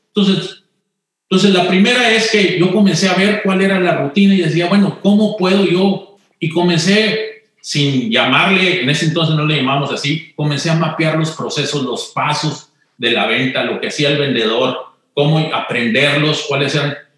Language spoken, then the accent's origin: Spanish; Monterrey, Nuevo León, Mexico; moved away; yo crecí, eh, nací en Monterrey